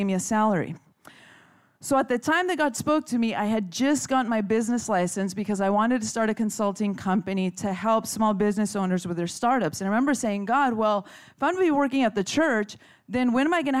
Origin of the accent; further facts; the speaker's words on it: Chula Vista, California, United States; I grew up in Chula Vista